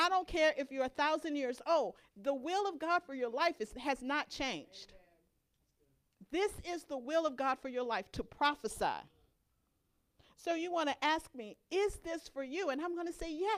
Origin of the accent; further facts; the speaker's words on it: Louisiana, United States; My growing up in Louisiana, we had a fig tree in our backyard